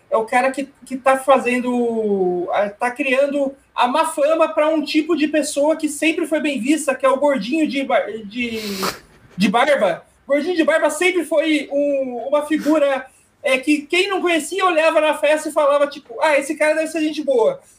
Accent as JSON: {"language": "Portuguese", "town": "São José dos Campos", "region": "São Paulo", "country": "Brazil", "tie": "born or raised there", "said": "o Rodrigo da minha terra natal, é de São José dos Campos"}